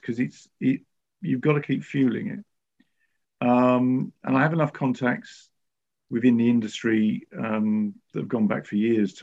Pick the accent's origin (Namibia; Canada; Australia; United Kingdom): United Kingdom; I'm a Brit